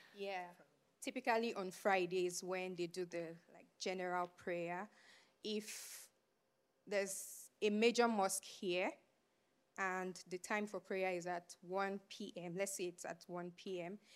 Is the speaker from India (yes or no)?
no; Abuja, Federal Capital Territory, Nigeria; moved away; I was born and raised in Abuja, which is the, um, capital of Nigeria